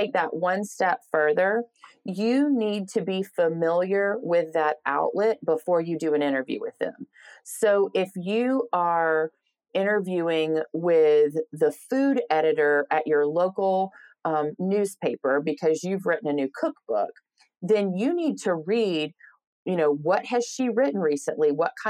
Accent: the South, United States; I'm, you know, a Southern woman, based in the South, born and raised in the South and proud of that.

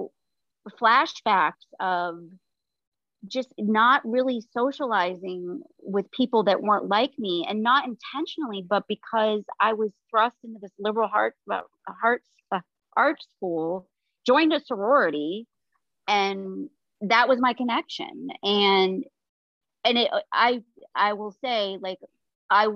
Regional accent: Maine, United States; moved away as an adult; also born or lived in South Carolina / Toronto / Ohio; I came from Maine, the state of Maine

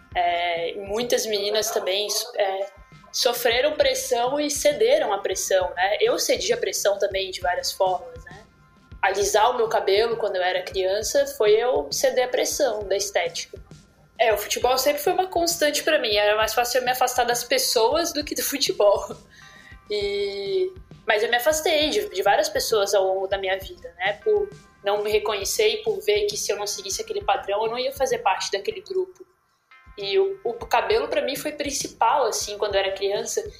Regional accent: Brazil; moved away; eu sou brasileira

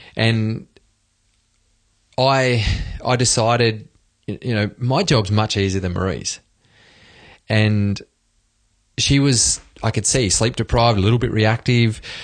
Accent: Australia; moved away as an adult; now in Sweden; speaking from Sweden as an Aussie

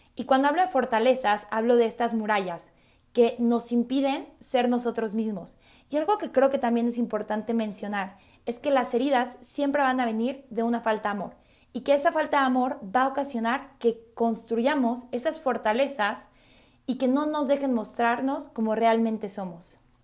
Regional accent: Mexico City, Mexico; also born or lived in Mérida; soy de la Ciudad de México

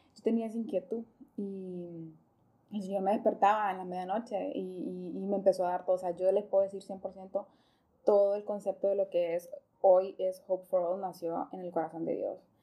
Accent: Choluteca, Honduras; yo soy de Choluteca, ah, entonces eh, vivo, o sea, ahí donde yo vivo bien caliente

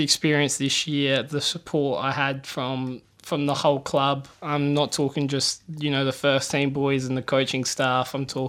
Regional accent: Port Perry, Ontario, Canada; It's a small town, lots of good people.

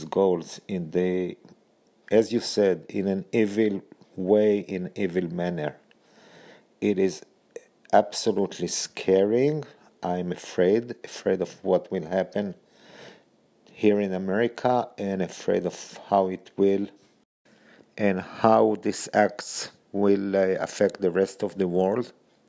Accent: Israel; now in United States; I'm currently both an Israeli and an American citizen. So I'm an American citizen by naturalization.

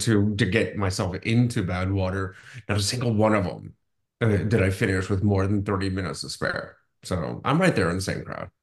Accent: Akron, Ohio, United States; the Akron Marathon, my hometown marathon

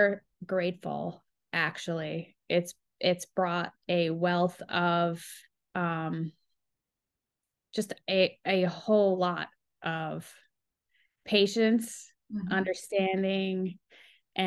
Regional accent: Hunterdon County, New Jersey, United States; I'm a country Jersey girl

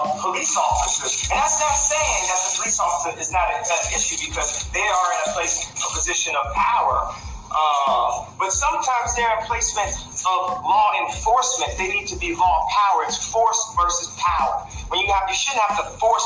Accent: Chicago, Illinois, United States; my hometown of Chicago

